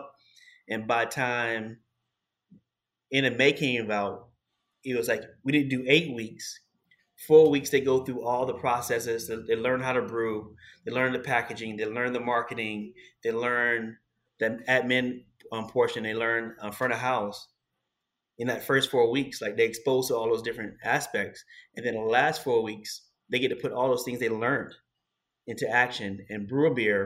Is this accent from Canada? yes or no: no; Columbia, South Carolina, United States; now in New York City, United States; It's a small subdivision I grew up in Columbia, South Carolina